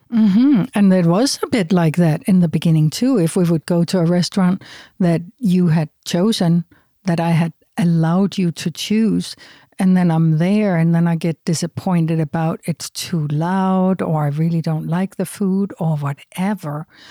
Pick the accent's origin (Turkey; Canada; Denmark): Denmark; moved away; I'm from Denmark, from Europe.